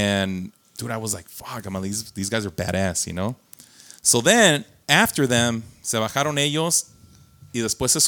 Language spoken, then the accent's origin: English; Las Vegas, Nevada, United States; moved away; I grew up in Vegas.